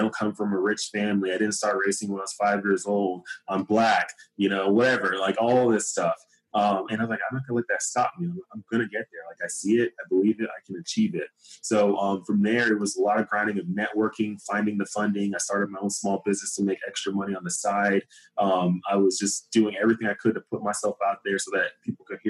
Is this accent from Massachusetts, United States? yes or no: no; Dallas, Texas, United States; Growing up in Dallas, Texas, where I'm from